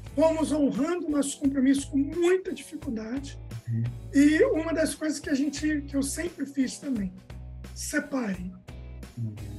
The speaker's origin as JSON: {"language": "Portuguese", "region": "Rio de Janeiro", "country": "Brazil", "also_born_or_lived": "Bahia", "moved": "as an adult", "said": "eu sou carioca"}